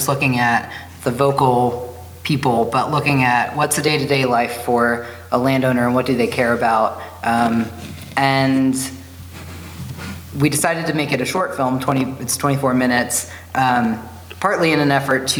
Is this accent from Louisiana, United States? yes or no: no; Southern Virginia, United States; now in Bozeman, United States; I grew up in Southern Virginia.